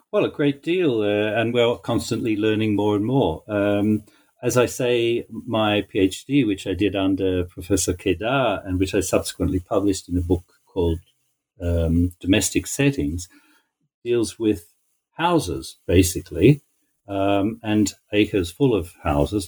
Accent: Australia; also born or lived in Haifa, Israel; now in Israel; I grew up in Australia

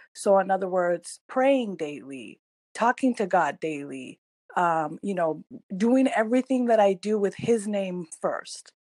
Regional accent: California, United States; also born or lived in Iran; I am originally from Iran, um, and I was raised in America. I came here when I was in third grade, and um, you know, started my journey in the United States in California

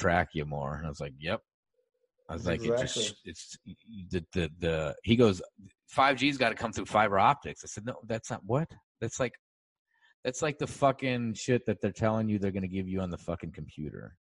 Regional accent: Sioux City, Iowa, United States; I'm from Sioux City, Iowa

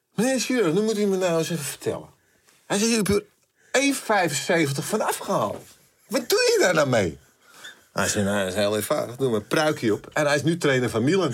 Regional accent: Amsterdam, North Holland, Netherlands; ik kwam er natuurlijk uit Amsterdam

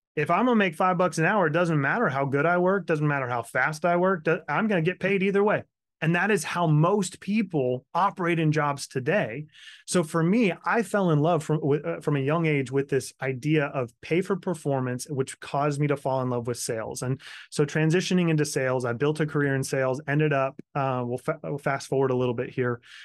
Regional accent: Kansas, United States; also born or lived in Florida; now in South Carolina, United States; Grew up in Kansas, moved to Florida for a while, and ended up in South Carolina, moved here in two thousand nine

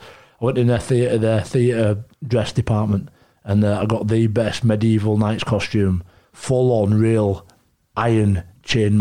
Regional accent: Leeds, Yorkshire and the Humber, United Kingdom; But I've grown, born and bred in Leeds. I live in Leeds. I love Leeds. And I know I'm from Bramley, which is West Leeds.

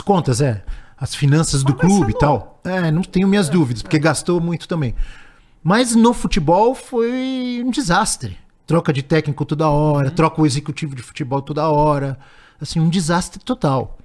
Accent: Santos, São Paulo, Brazil; eu nasci em Santos

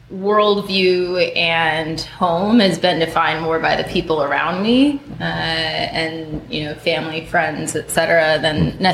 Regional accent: Minnesota, United States; also born or lived in North Carolina / Connecticut / Kentucky; now in San Francisco, United States; When people ask where I'm from, it's always a challenging question because I grew up in North Carolina, Connecticut, Kentucky, and then Minnesota. High school for me was Minnesota.

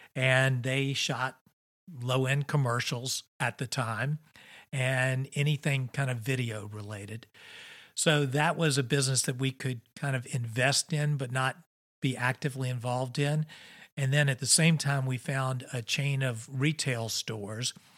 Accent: Richmond, Virginia, United States; I grew up here in Richmond, Virginia

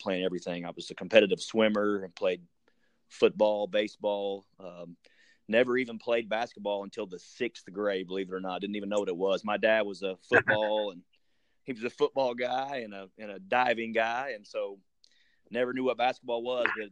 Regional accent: southeast Missouri, United States; also born or lived in Honolulu, Hawaii; we moved back close to when I was 4 years old, and my mother is from a small town in southeast Missouri, and so we moved back there

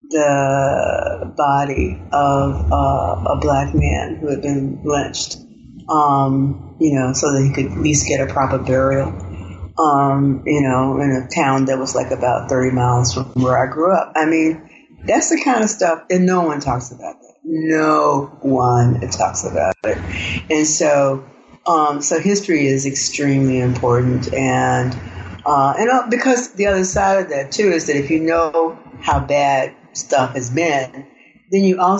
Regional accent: the Delta, United States; I grew up in the Delta, which meant which is a beautiful, probably one of the most beautiful, one of the most fertile places on the planet and one of the most violent.

